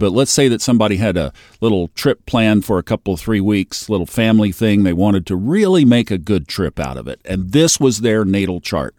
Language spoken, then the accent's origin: English; Tulsa, Oklahoma, United States; moved away; also born or lived in Dallas, Texas; And I was born in Tulsa, Oklahoma, and I lived most of my adult life, my career years, in Dallas, Texas.